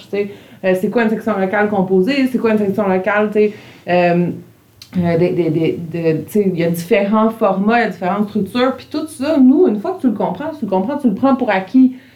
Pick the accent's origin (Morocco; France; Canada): Canada; Montreal, Quebec; Tu sais, moi, je suis une Montréalaise, j'habite premier étage Verdun, pas beaucoup de bois autour de chez nous.